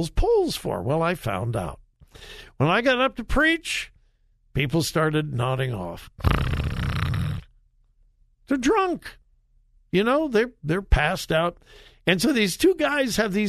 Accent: Los Angeles, California, United States; moved away; It's about my hometown, Los Angeles. Well, I didn't really live in Los Angeles. I lived in several of the suburbs.

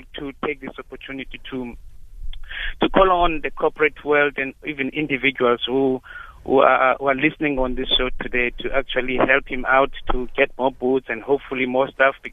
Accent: Zwelitsha, Eastern Cape, South Africa; I come from a township called Zwelicha

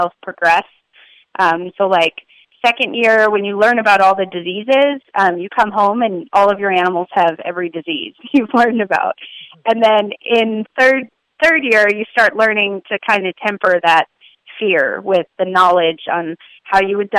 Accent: Wisconsin, United States; moved away as an adult; also born or lived in Indiana; I grew up in Wisconsin

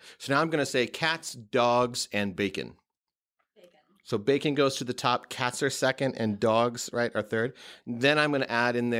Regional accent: West Coast, United States; also born or lived in Midwest; now in New York, United States; No, not originally. I grew up on the West Coast and in the Midwest.

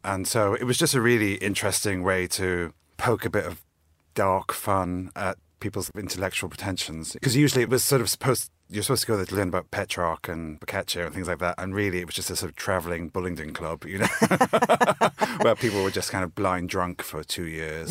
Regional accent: South Wales, United Kingdom; moved away as an adult; now in London, United Kingdom; I'm from South Wales originally. That's where I grew up and have lived in London most of my adult life

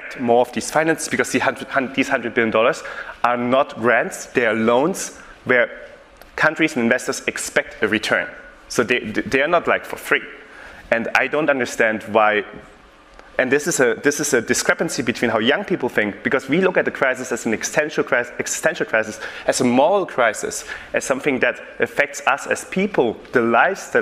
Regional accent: Germany; I'm born and raised in Germany.

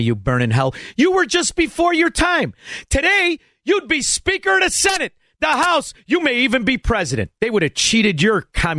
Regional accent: Chicago, Illinois, United States; I'm from Chicago

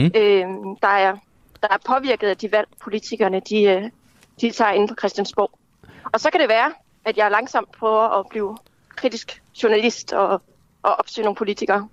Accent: Kalundborg, Zealand, Denmark; also born or lived in Slagelse / Høng; now in Copenhagen, Denmark; jeg er oprindeligt fra Kalundborg-området, fra Vestjylland.

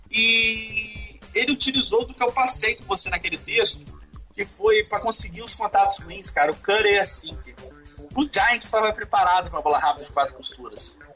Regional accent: Brazil; eu vou falar portuguesado, porque eu sou, eu sou brasileiro

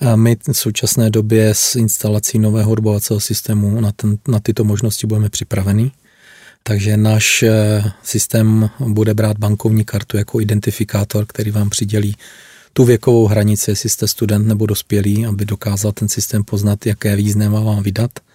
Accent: Vysoké Mýto, Pardubice Region, Czechia; Já jsem se narodil přímo ve Vysokém mítě. Vystudoval jsem zde základní školu a průmyslovou školu.

